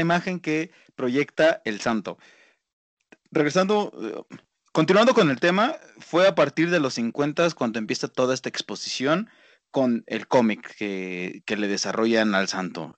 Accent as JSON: {"language": "Spanish", "country": "Mexico", "said": "como mexicanos"}